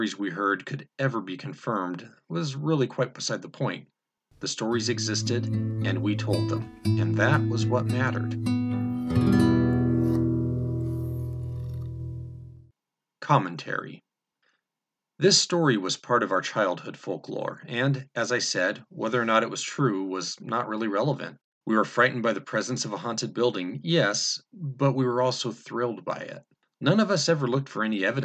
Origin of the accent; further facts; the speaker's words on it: Salida, California, United States; a small church in my hometown, Salida, California